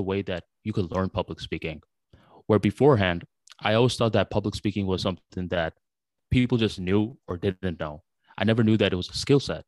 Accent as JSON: {"language": "English", "country": "United States", "tie": "born or raised there", "also_born_or_lived": "Bangladesh", "second_language": "English", "said": "around 5 years old when I came to the United States of America"}